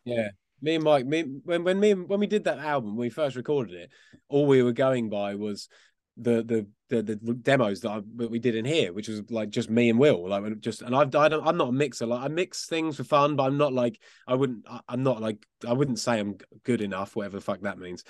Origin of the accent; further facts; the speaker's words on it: Essex, East of England, United Kingdom; We were actually from out, just outside of London, in a place called Essex